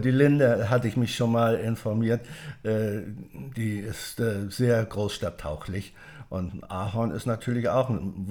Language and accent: German; Schleswig-Holstein, Germany; now in Berlin, Germany; wir haben hier in Berlin, Brandenburg, ich komme ja aus Schleswig-Holstein ursprünglich